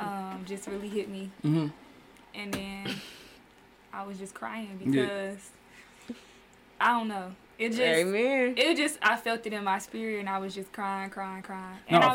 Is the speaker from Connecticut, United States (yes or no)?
no; Detroit, Michigan, United States; I am from the West Side, of course. I grew up with my brother and my sister. Mm. For the most part, it was a one-parent household.